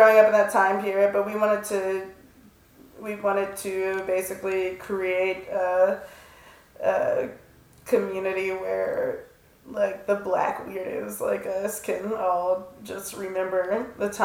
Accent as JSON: {"language": "English", "town": "Washington", "region": "District of Columbia", "country": "United States", "said": "I'm from Washington, D.C."}